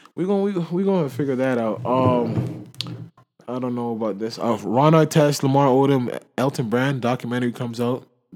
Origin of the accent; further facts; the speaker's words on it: Jamaica; Like they don't know I'm Jamaican.